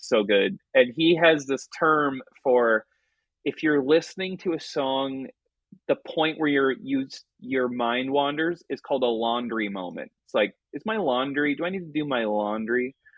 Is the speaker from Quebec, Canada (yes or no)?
no; Vancouver, British Columbia, Canada; growing up in Vancouver